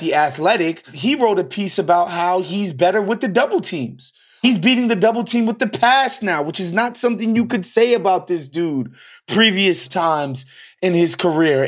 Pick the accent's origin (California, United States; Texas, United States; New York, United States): New York, United States; I'm from New York